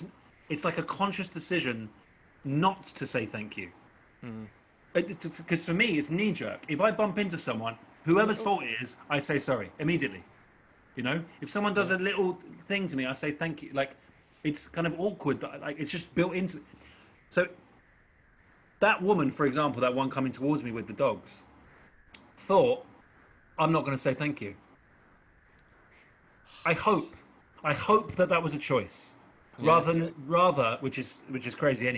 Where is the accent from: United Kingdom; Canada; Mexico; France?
United Kingdom; England; also born or lived in South Woodford, Essex; I'm so English